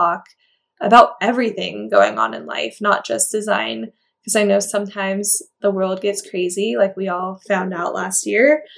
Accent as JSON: {"language": "English", "region": "California", "country": "United States", "tie": "born or raised there", "moved": "yes", "lives_now": "Nevada, United States", "said": "But I grew up in California."}